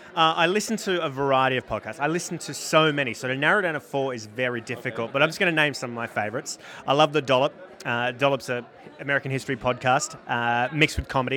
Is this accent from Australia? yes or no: yes; Australia; now in United States